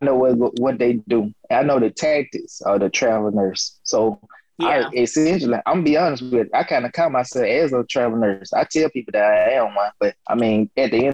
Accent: the South, United States; moved away; I'm from the South

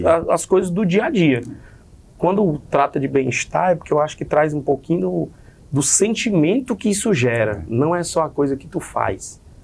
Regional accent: Fortaleza, Ceará, Brazil; Eu sou do Conjunto Ceará

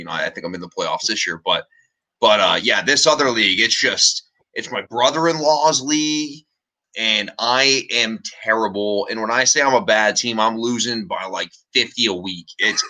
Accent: Detroit, Michigan, United States; now in Cleveland, United States; Nope. I'm actually from Detroit. But okay. I live in Cleveland now.

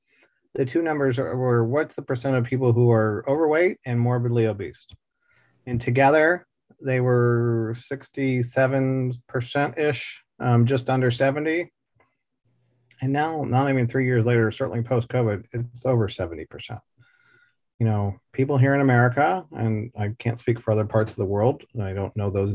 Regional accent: Dallas, Texas, United States; I grew up here in Dallas, Texas

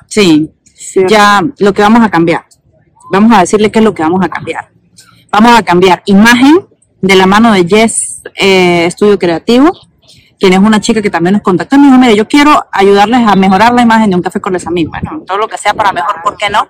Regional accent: Venezuela; moved away as an adult; now in Quebec, Canada; nosotros somos venezolanos, vinimos así como que obligados

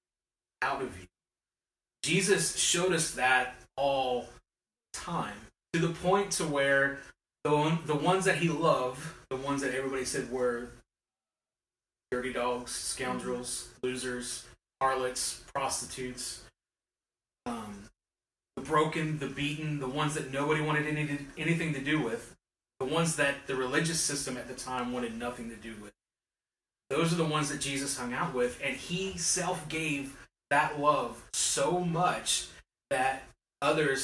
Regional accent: West Virginia, United States; I'm from West Virginia

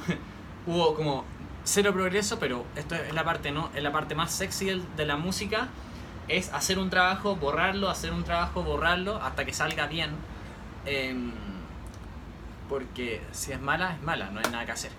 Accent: Santiago, Santiago Metropolitan Region, Chile; Soy de Santiago de Chile

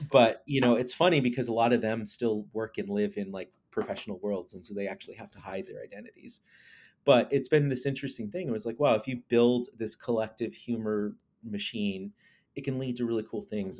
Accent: Lawrence, Kansas, United States; I grew up in Lawrence, Kansas, uh, and, which is, like, eastern Kansas

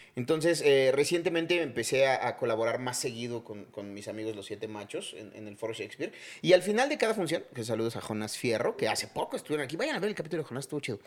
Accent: Chiapas, Mexico; moved away; soy de Chiapas

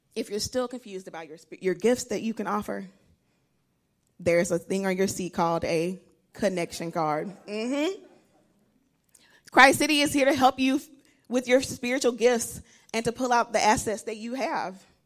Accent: Alabama, United States; moved away; I'm originally from Alabama

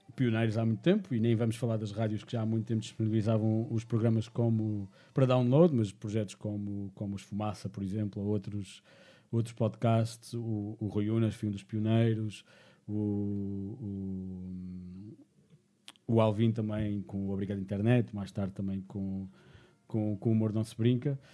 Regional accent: Madeira, Portugal; eu sou da Madeira

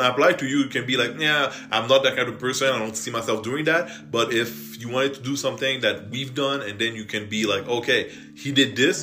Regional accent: Canada; English is a second language; I'm French Canadian, so I might talk with a bit of an accent

